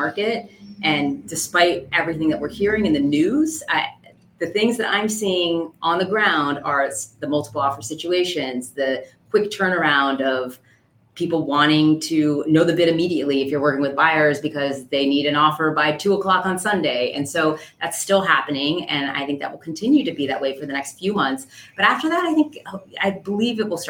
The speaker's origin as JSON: {"language": "English", "town": "Miami", "region": "Florida", "country": "United States", "tie": "born or raised there", "also_born_or_lived": "Massachusetts / Maryland / Ohio / California", "moved": "yes", "lives_now": "Chicago North Shore, Illinois, United States", "said": "I grew up in Miami where I didn't meet any of my neighbors until Hurricane Andrew came"}